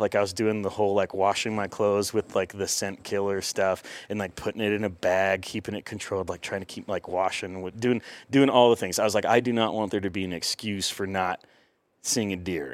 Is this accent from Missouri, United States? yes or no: yes; Cassville, Missouri, United States; I grew up in Cassville, Missouri, which is a small town.